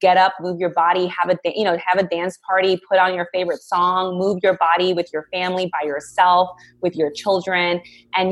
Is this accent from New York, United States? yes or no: yes; New York City, New York, United States; now in Orlando, United States; I am actually originally from New York City. I grew up in the Bronx, and I am currently in Orlando, Florida